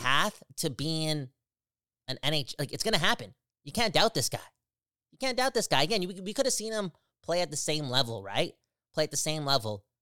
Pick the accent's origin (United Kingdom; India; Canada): Canada; Surrey, British Columbia; I'm from Surrey.